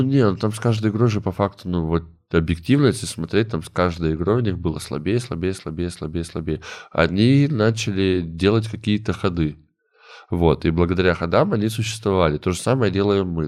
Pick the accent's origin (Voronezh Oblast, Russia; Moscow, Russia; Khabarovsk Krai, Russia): Khabarovsk Krai, Russia; Komsomolsk-on-Amur; moved away; also born or lived in Saint Petersburg; мы не из Хабаровска, мы там из другого города, из комсомольска на муре